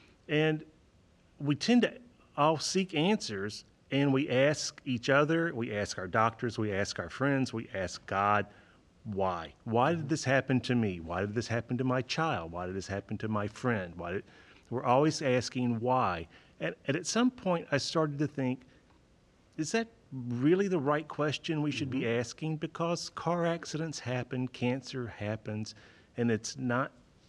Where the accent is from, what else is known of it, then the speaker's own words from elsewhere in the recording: St. Louis, Missouri, United States; St. Louis.